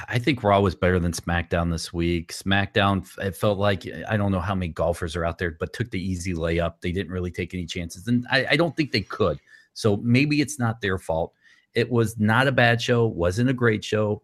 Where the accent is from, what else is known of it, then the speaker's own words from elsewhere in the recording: Atlanta, Georgia, United States; I grew up in Atlanta